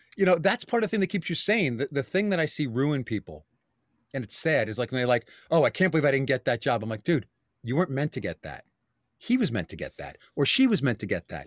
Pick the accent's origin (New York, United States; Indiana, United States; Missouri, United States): New York, United States; New York City; moved away as an adult; also born or lived in Bronx, New York; now in Westchester County, United States; born and bred in Staten Island